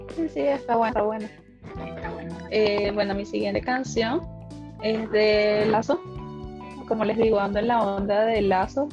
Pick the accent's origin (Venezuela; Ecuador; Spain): Venezuela; now in Chile; yo me encuentro en Chile. Eh, las dos somos venezolanas